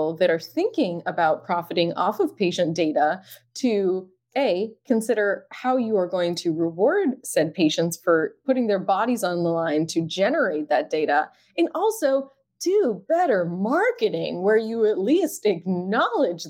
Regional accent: Massachusetts, United States; now in New York, United States; Massachusetts, which is my home state

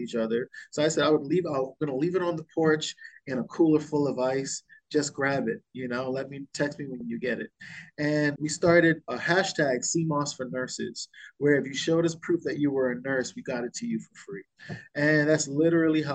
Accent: Bahamas; I was born and raised in the Bahamas

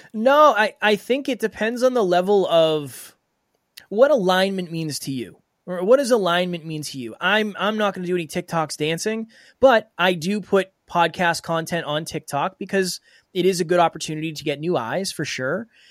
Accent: Uxbridge, Massachusetts, United States; I was raised in a very small town called Uxbridge in Massachusetts.

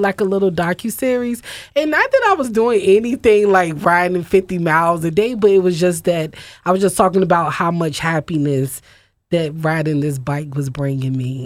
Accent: Virginia, United States; moved away as an adult; now in Philadelphia, United States; I grew up riding bikes in Virginia

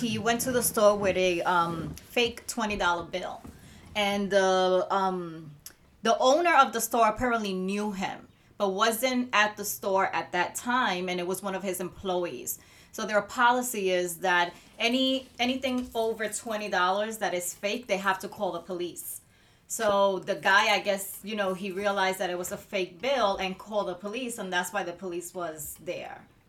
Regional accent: Puerto Rico; moved away; I grew up in Puerto Rico

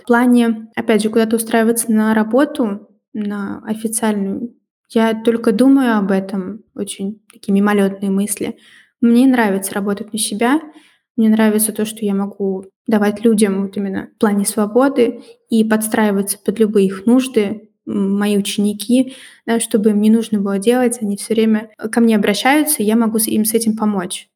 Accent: Russia; moved away as an adult; also born or lived in Georgia / Belarus; now in Belgium; Они спрашивают, откуда я, я говорю, из России.

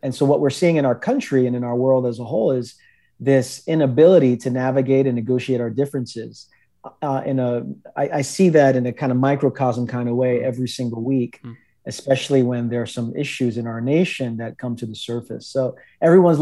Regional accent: New York City, New York, United States; also born or lived in Queens, New York; born and raised in Brooklyn, New York.

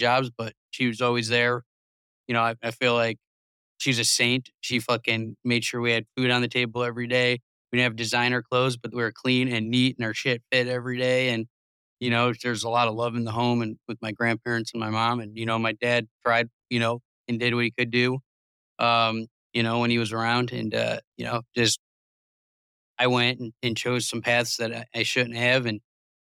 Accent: Cleveland, Ohio, United States; I'm from Cleveland, not a great spot

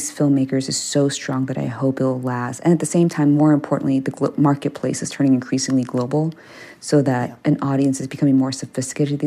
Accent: Maryland, United States; first language Korean; moved away; I grew up in Maryland

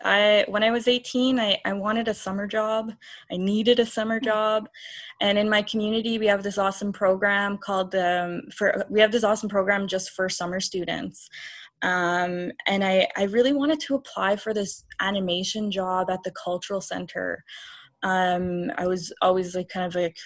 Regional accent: Kahnawake, Quebec, Canada; I'm from Ganawage. I'm Ganyakahaga.

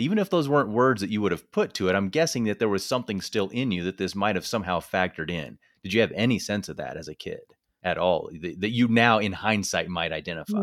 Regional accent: northern Missouri, United States; moved away; also born or lived in Iowa; I grew up in small rural town in northern Missouri

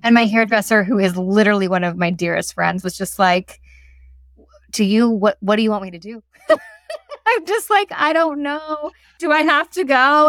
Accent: United States; moved away; I'm American living in a city where they don't talk at this decibel

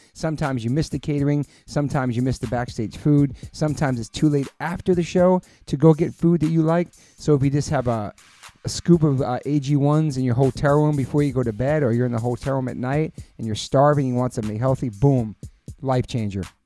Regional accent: Taunton, Massachusetts, United States; I was born in Taunton, Massachusetts

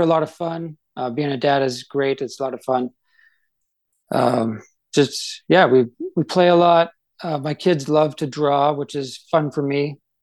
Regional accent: Canada; moved away as an adult; now in Idaho, United States; I grew up in Canada and uh, I love that's like my home and I, I, grew up in a, like a really small town

